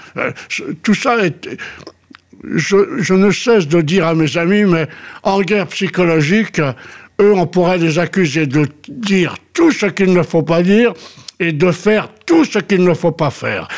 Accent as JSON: {"language": "French", "region": "Corsica", "country": "France", "said": "je suis corse"}